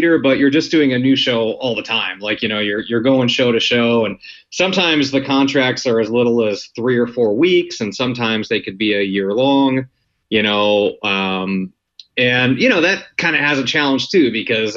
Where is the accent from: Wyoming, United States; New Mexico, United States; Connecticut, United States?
Wyoming, United States; now in Los Angeles, United States; I actually grew up in Wyoming